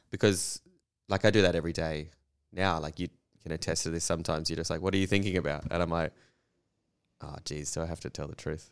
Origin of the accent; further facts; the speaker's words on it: Western Australia, Australia; I grew up in Western Australia through the, you know, eighties and nineties